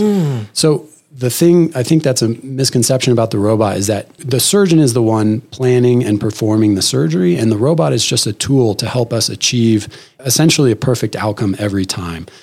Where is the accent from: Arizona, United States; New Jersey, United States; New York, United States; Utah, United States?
Arizona, United States; Phoenix; moved away as an adult; also born or lived in Stanford, California / Boston, Massachusetts; I'm an Arizona native. I grew up in Phoenix